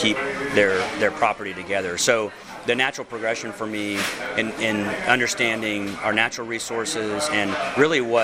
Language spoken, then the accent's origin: English; Kingsville, Texas, United States; moved away as an adult; also born or lived in Brazilian Amazon / El Paso, Texas; I grew up on the King Ranch, which is about 825,000 acres just outside of Kingsville